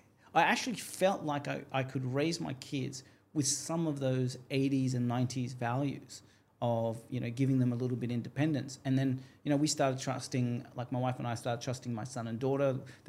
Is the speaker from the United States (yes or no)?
no; Australia; moved away as an adult; now in Dubai, United Arab Emirates; We have no guns in Australia